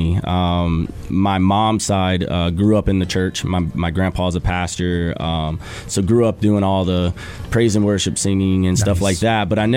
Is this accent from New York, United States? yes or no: no; South Louisiana, United States; moved away as an adult; also born or lived in San Antonio / Guam / Georgia; now in North Dakota, United States; I'm originally from South Louisiana.